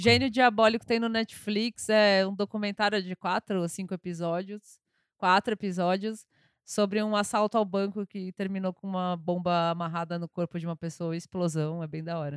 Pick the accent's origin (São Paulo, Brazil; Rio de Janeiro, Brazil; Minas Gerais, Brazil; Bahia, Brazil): São Paulo, Brazil; eu sou paulistana, eu nasci, aqui, inclusive nasci na Avenida Paulista